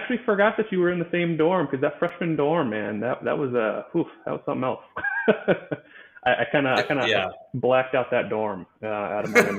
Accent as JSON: {"language": "English", "town": "Charlotte", "region": "North Carolina", "country": "United States", "said": "So I'm from Charlotte, North Carolina. I spent, I guess at this point, I still have spent most of my life there."}